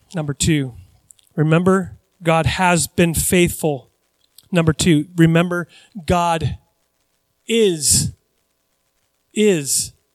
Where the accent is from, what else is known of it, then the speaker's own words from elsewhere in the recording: United States; I grew up in the United States of America